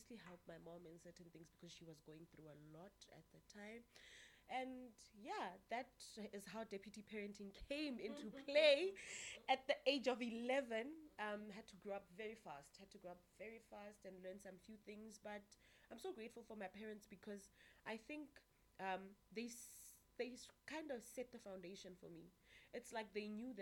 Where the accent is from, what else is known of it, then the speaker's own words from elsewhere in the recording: Virginia, Free State, South Africa; I was born in the town, I don't know if I should call it small, Virginia in the Free State.